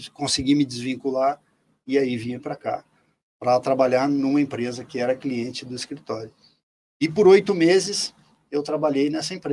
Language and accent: Portuguese; Soledade, Brazil; now in Foz do Iguaçu, Brazil; Eu nasci em Soledade também e é, nasci em 1962. Eu tenho hoje 61 anos e esse período é, que eu fiquei em Soledade foi marcado por duas, dois, duas épocas importantes